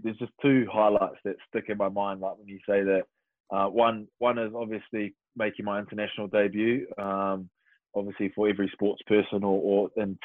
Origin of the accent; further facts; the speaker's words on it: New Zealand; moved away as an adult; also born or lived in Waiouru, central North Island / Wellington; now in England; Growing up in New Zealand